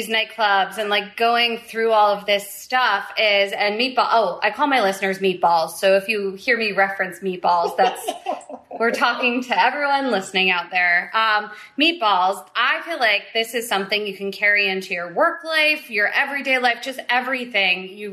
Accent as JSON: {"language": "English", "region": "New Jersey", "country": "United States", "tie": "born or raised there", "said": "I grew up in New Jersey"}